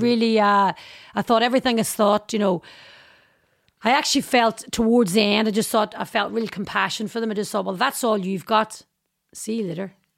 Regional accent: Derry, Northern Ireland, United Kingdom; my life growing up in Derry

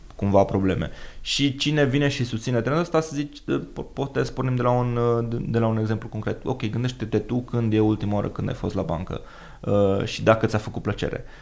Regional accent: Romania; noi și ca și români

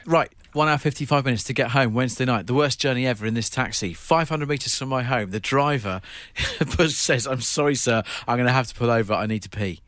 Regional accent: Eastbourne, South East England, United Kingdom; moved away as an adult; my hometown, Eastbourne, it's where I spent the first eighteen years of my life

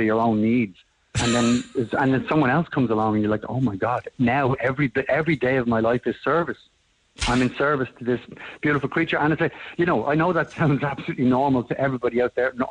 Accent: Dublin, Leinster, Ireland; I'm from Ballymun

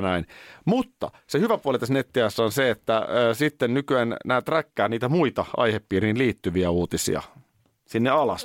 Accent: Nurmijärvi, Uusimaa, Finland; Nurmijärveltä, niin Nurmijärven linjoilla, mm. nykyisellä Korsisaarella, niin tultiin sitten bussilla

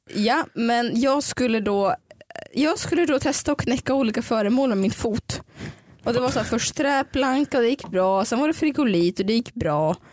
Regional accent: Dalarna County, Sweden; jag växte upp i Dalarna

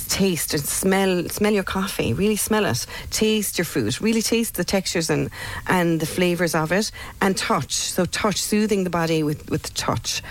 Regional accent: Ireland; as Irish people, for many of us growing up, you know, for me in the 70s, 80s

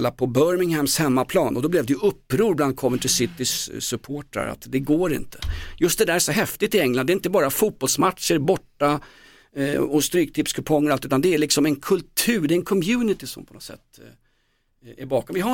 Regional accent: Sweden; jag kommer från Sverige där Marcus Albeck kommer ifrån

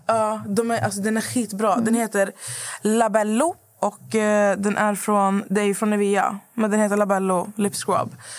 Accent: Skövde, Västra Götaland, Sweden; moved away; när jag var hemma i Skövde förra veckan när mamma fyllde år

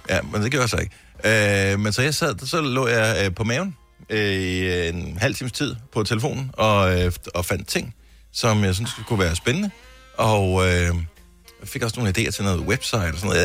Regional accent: Denmark; moved away; min gamle barndomsby

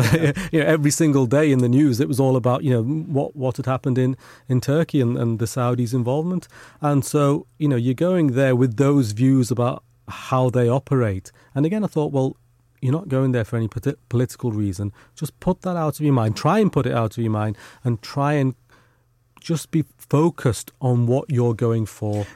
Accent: United Kingdom; not only were we born here, but our parents were born here as well. So we're, you know, as British as the day is long.

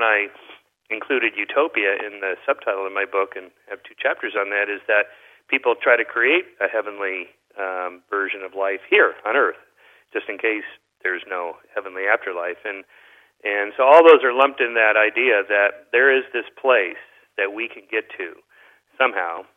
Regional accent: Southern California, United States; I'm from Southern California

